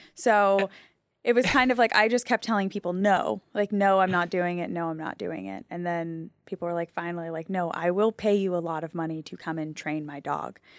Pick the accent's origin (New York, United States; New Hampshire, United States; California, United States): New Hampshire, United States; I grew up in New Hampshire